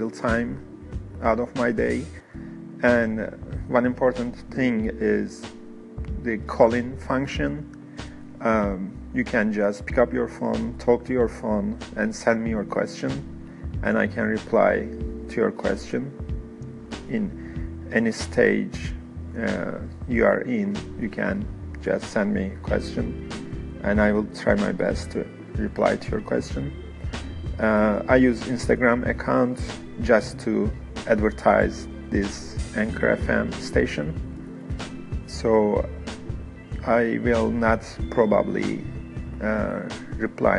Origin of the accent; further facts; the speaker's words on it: Istanbul, Turkey; English is a second language; moved away as an adult; now in United States; I am originally from Istanbul, Turkey.